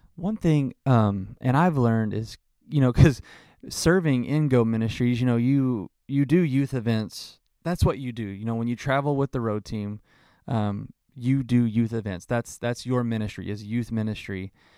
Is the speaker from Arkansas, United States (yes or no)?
yes; Arkansas, United States; moved away; I'm originally from Arkansas